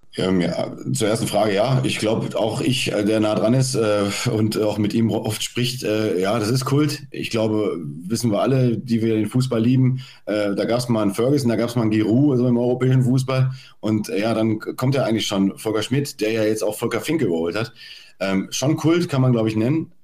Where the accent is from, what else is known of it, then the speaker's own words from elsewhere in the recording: Dortmund, North Rhine-Westphalia, Germany; bin ja gebürtiger Dortmunder